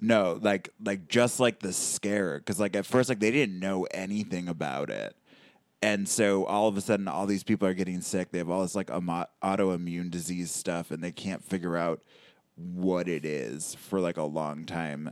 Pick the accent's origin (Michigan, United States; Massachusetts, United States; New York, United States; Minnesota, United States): Michigan, United States; Sterling Heights; I grew up in Sterling Heights